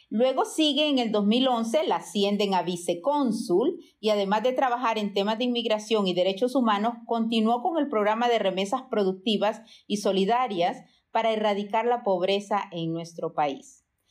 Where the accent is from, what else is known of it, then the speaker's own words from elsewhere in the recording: Honduras; now in United States; salí muy jovencita de Honduras y nunca voté allá